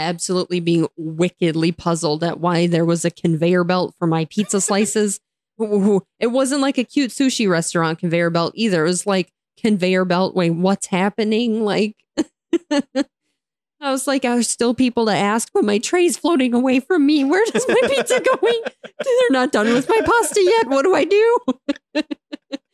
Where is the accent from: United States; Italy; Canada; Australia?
United States; as an English-speaking American